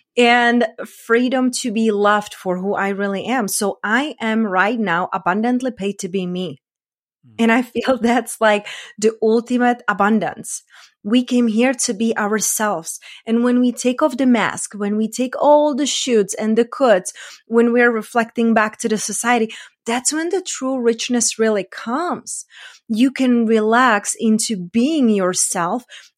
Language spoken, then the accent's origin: English; Czechia